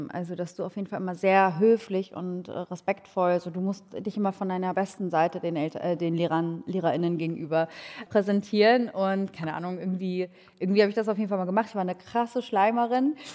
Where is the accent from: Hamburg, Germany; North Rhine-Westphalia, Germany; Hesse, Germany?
Hamburg, Germany; Also ich bin in Hamburg-Langhorn äh, groß geworden. Ich glaube, Helmut Schmidt ist der bekannteste Langhorner Deutschlands